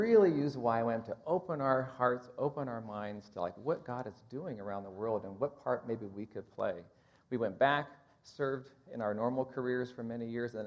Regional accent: Kansas, United States; I'm from Kansas

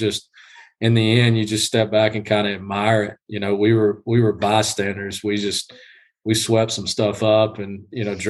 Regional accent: South Georgia, United States; I'm from Georgia, grew up in South Georgia, you know, East Georgia

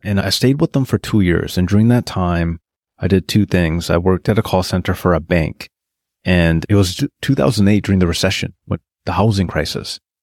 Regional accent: Terrace, British Columbia, Canada; moved away as an adult; also born or lived in Prince George, British Columbia / Toronto; I get hired back in my hometown of Terrace, British Columbia

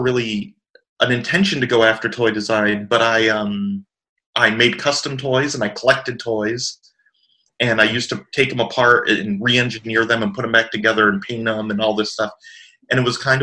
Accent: South Florida, United States; also born or lived in Chicago, Illinois / Georgia; I was raised in South Florida

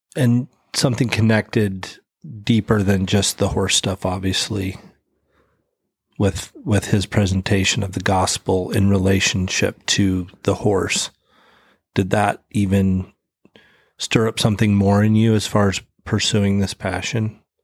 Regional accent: Idaho, United States; I'm from Idaho.

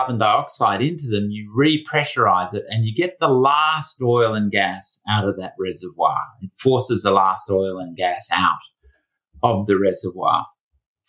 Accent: Australia; my home country of Australia

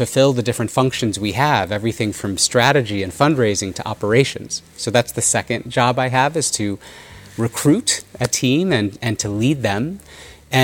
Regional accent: United States; growing up in the United States with them as parents

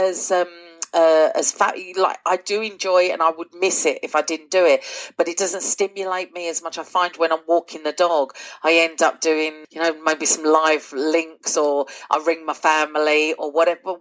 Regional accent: London, United Kingdom; also born or lived in Essex; now in North Lanarkshire, United Kingdom; I am from London originally and then moved to Essex

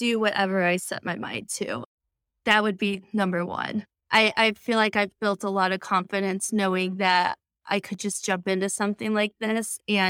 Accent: Chicago, Illinois, United States; I'm from the Chicago area. My parents are in Northwest Indiana on Crown Point.

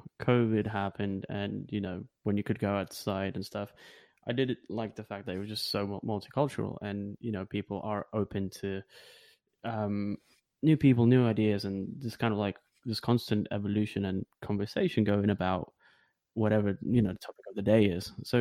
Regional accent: Lithuania; now in United Kingdom; not feeling like I'm from Lithuania or not feeling that I'm from here always gives you this kind of, you know, maybe freedom

